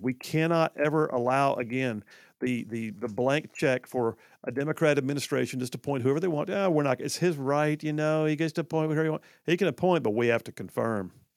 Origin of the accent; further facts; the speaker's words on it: Huntsville, Alabama, United States; when I was growing up in Huntsville